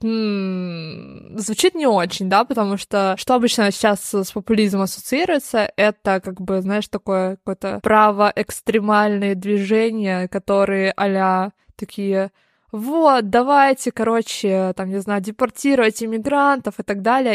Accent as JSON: {"language": "Russian", "region": "Moscow", "country": "Russia", "said": "потому что мы из Москвы, да, и жили в Москве"}